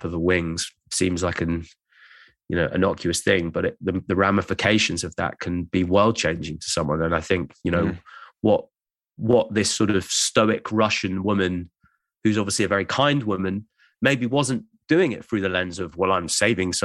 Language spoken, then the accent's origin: English; England, United Kingdom; As an Englishman